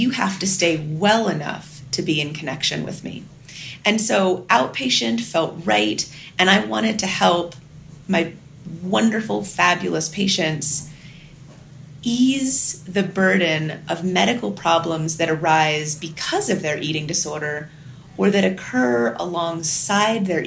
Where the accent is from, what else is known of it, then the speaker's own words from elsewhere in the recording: Northern California, United States; moved away as an adult; I grew up in Northern California and am the oldest of three girls